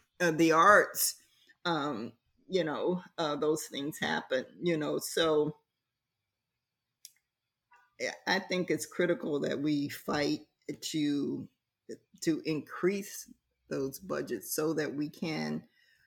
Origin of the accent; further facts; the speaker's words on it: Columbus, Ohio, United States; now in Philadelphia, United States; I came from Columbus, Ohio